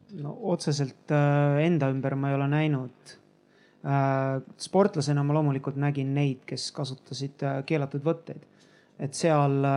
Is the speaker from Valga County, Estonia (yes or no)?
no; Tallinn, Harju County, Estonia; ma olen Nõmmelt välja kasvanud